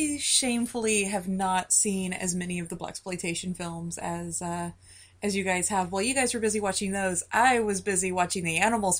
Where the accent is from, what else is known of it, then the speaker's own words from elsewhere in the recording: California, United States; I grew up in California